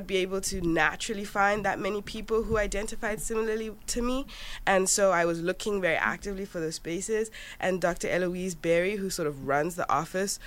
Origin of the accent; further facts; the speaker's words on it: Johannesburg, Gauteng, South Africa; moved away as an adult; now in United States; So I'm from Johannesburg, South Africa, actually. That's where I grew up.